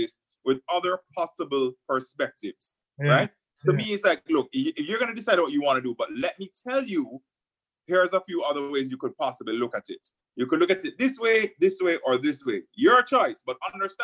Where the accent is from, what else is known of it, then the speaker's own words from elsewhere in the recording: Jamaica; as a Jamaican